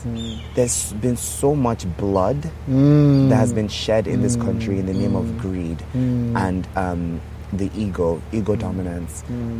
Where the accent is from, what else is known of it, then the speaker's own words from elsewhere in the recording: Nigeria; moved away as an adult; also born or lived in Texas, United States; Nigeria represented a lot of pain for me. Yes. I wasn't understood here.